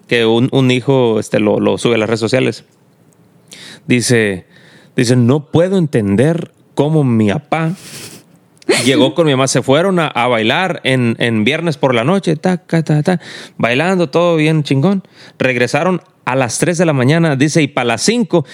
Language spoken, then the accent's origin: Spanish; Mexico; now in United States; porque somos mexicanos